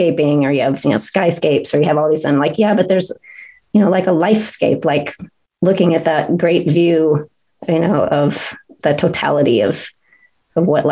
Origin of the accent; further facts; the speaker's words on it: Aloha, Oregon, United States; now in Central Oregon, United States; I grew up in Alloa, outside of Portland